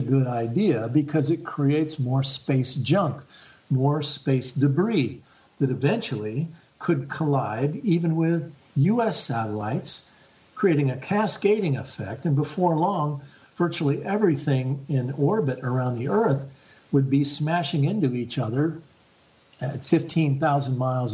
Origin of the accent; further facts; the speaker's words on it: Bath, Maine, United States; my hometown in Bath, Maine, here in my town